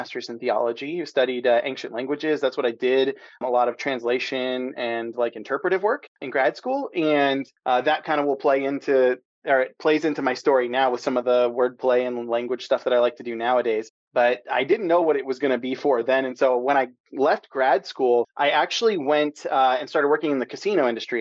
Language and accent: English; San Diego, California, United States; also born or lived in the South / East Coast; now in Pacific Northwest, United States; I'm a SoCal boy born and raised in San Diego.